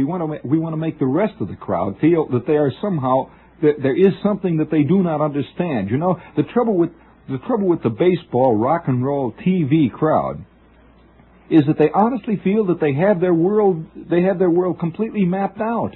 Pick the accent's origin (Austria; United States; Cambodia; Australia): United States; Middle West, Midwest; moved away; I'm from the Middle West